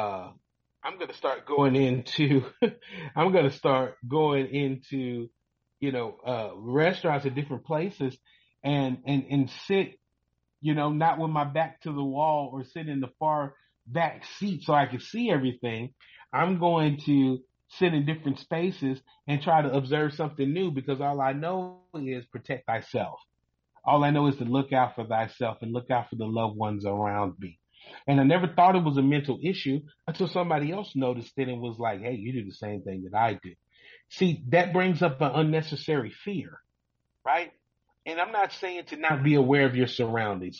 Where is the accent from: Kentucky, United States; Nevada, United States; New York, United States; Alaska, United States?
Kentucky, United States; Louisville; I grew up in Louisville, Kentucky